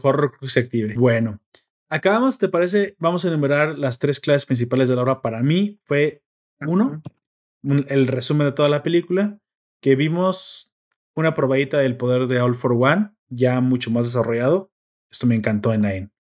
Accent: Mexico

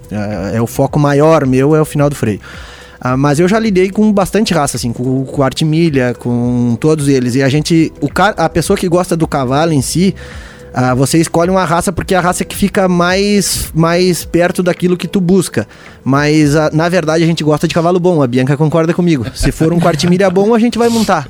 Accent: Painel, Santa Catarina, Brazil; also born or lived in Lages; o meu pai era, capaz de uma era capataz de uma fazenda no painel, onde eu moro hoje

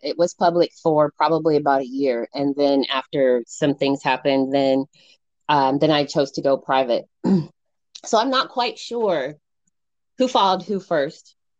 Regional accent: Colorado Springs, Colorado, United States; moved away as an adult; now in San Luis Obispo, United States; I'm originally born and raised Colorado Springs, Colorado, um, and I moved out to California to for college.

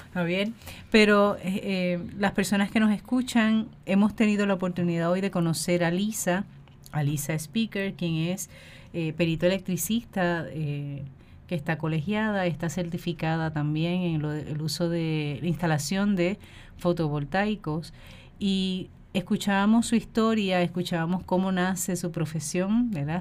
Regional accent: Puerto Rico; nosotros como pueblo puertorriqueño

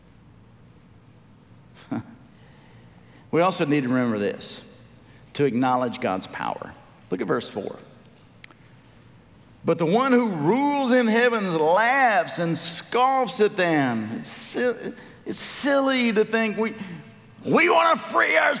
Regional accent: United States; we as American believers

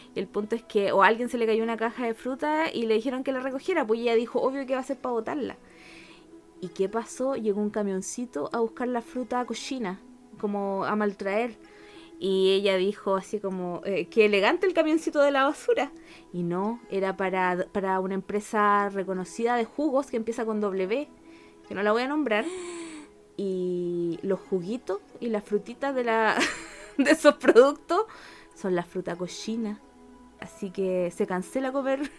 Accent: Chile; accent: Chilean; also born or lived in Argentina; cuando llegué a Chile, estaba chiquita, llegué a tercero básico

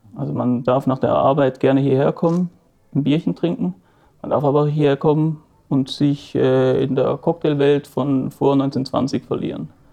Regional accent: Basel, Basel-Stadt, Switzerland; wir sind hier im Haus, in dem ich aufgewachsen bin

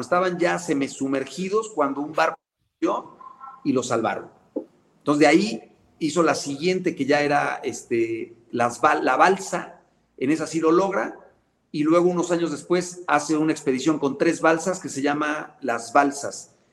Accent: Puebla, Mexico; poblano también

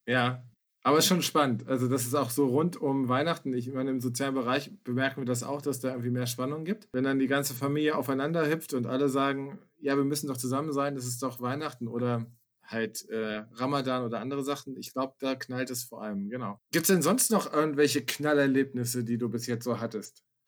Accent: Hesse, Germany; ich bin in Hessen zur Schule gegangen

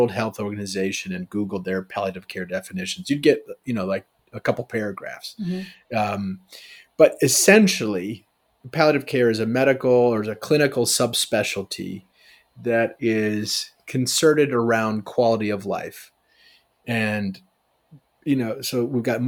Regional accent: Chicago, Illinois, United States; I'm from Chicago.

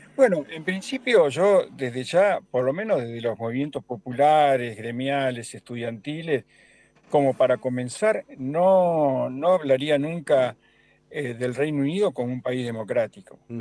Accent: Argentina

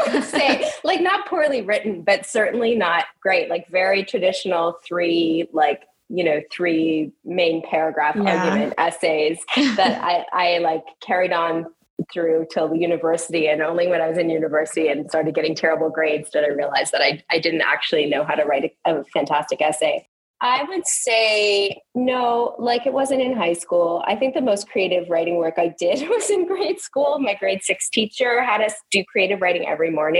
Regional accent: Ontario, Canada; also born or lived in Australia; I lived in Australia when I was very, very young, which makes more sense as an Aussie kid and does not make sense if you're growing up in Ontario

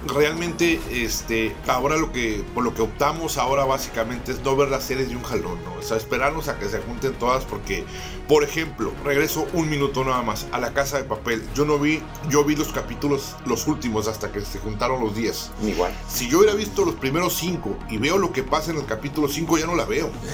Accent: Tijuana, Baja California, Mexico; los que somos de Tijuana

